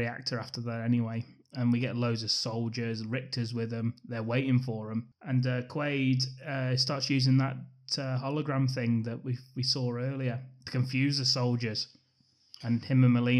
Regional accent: England, United Kingdom; because we're English

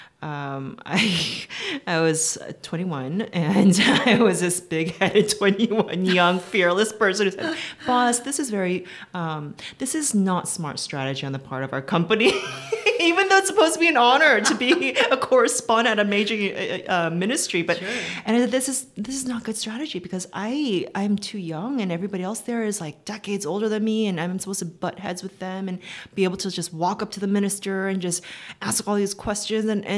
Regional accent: Seoul, South Korea; moved away as an adult; also born or lived in United States / Washington; I was born in the U.S. and my family moved back to Korea when I was around 7 or 8 years old. So I kind of did the reverse of what most Korean Americans do. And so I grew up in Seoul

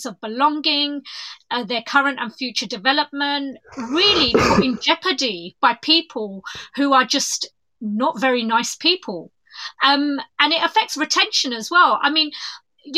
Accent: London, United Kingdom; I'm from East London

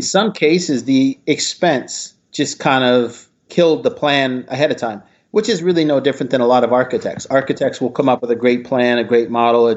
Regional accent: Midwest, United States; I grew up in the Midwest.

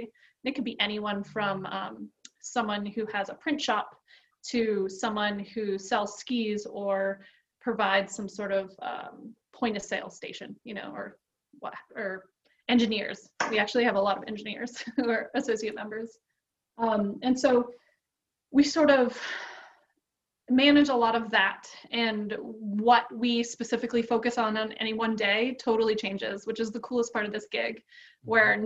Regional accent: South Portland, Maine, United States; now in North Conway, United States; I was born and raised in Maine. I grew up mostly south of Portland in a place called South Portland

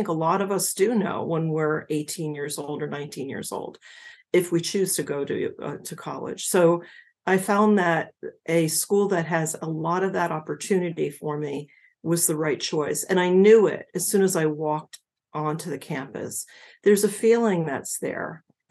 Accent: New Jersey, United States; moved away as an adult; I was from New Jersey

